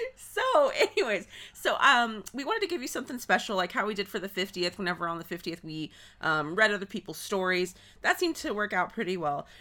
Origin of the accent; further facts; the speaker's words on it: Texas, United States; we're from Texas